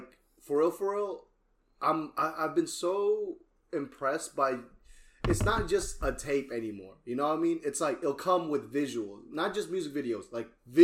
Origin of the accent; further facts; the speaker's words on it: Cimahi, West Java, Indonesia; now in Houston, United States; I'm from Indonesia, bro. Representing Cimahi